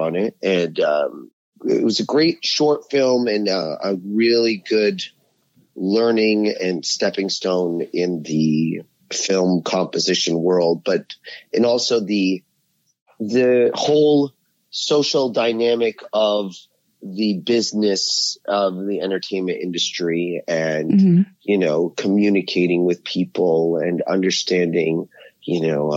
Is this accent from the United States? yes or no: no; Ottawa, Ontario, Canada; I'm originally from Canada. I grew up in Ottawa, Ontario, which is the nation's capital